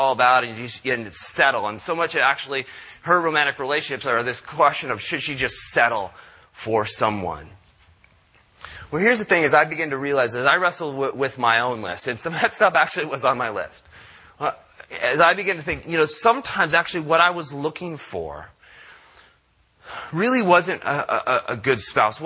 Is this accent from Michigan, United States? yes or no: no; San Diego, California, United States; I grew up in Southern California. I'm a product of Southern California. So when I grew up down in San Diego